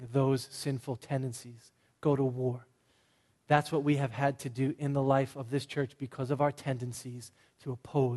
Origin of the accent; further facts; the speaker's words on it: Boston, Massachusetts, United States; I'm from Boston